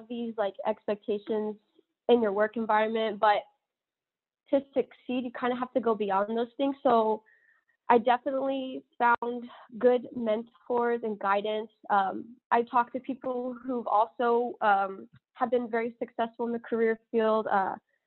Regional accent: Anderson, Texas, United States; moved away as an adult; I am originally from Texas. I grew up in a really small town, about 200 people, called Anderson

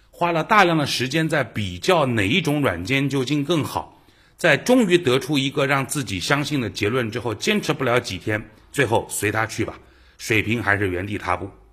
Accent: China; 我们中国人

